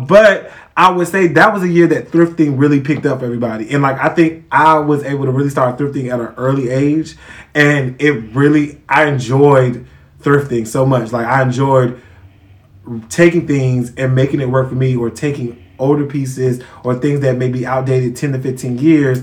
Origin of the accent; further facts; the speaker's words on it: Charlotte, North Carolina, United States; I'm from the South, like, I could switch it up